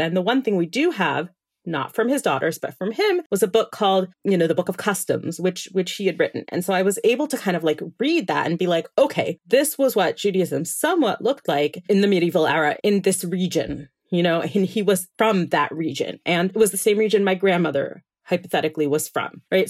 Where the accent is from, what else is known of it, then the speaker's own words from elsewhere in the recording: Miami Beach, Florida, United States; now in Israel; I was born in Miami Beach, Florida. That's where I'm originally from. And I did spend about half my life there.